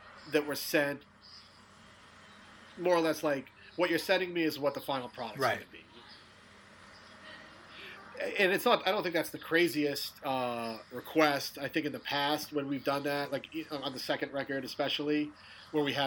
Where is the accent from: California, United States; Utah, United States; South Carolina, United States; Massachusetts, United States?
Massachusetts, United States; Peabody; I grew up in Peabody. Mm-hmm. Peabody is considered the North Shore of Boston